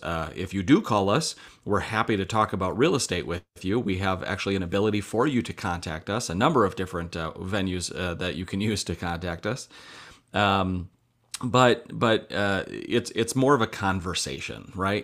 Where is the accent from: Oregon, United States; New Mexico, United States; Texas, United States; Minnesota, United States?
Minnesota, United States; Mankato; I grew up in Mankato, Minnesota